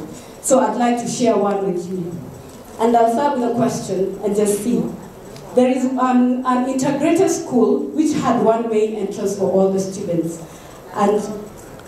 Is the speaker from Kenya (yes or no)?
yes; Kenya; moved away; I'm still a Kenyan